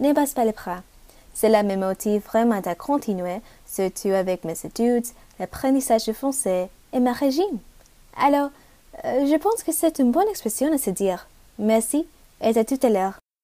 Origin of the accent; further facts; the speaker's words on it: Philippines; French is a second language; je viens des Philippines